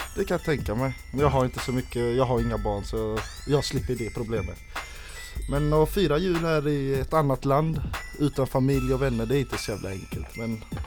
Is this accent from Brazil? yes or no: no; Sweden; now in Oslo, Norway; Jeg er fra Sverige.